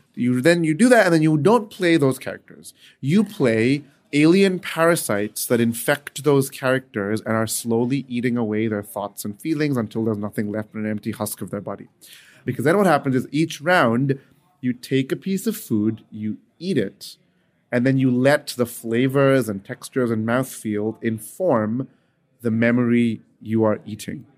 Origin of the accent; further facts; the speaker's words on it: United Arab Emirates; I grew up in the United Arab Emirates